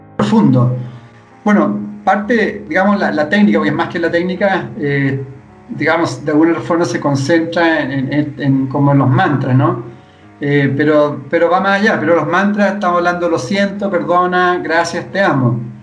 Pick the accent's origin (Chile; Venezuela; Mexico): Chile; Vivimos tanto, especialmente acá en Chile